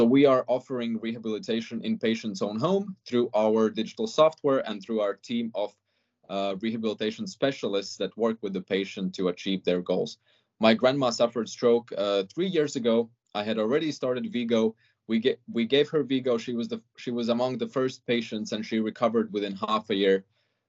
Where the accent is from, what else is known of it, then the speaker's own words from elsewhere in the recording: Latvia; moved away as an adult; also born or lived in Denmark / Netherlands / China; I come from Latvia. But I lived, before moving back to Latvia, I lived abroad for almost 10 years, mostly in Denmark, the Netherlands, and China.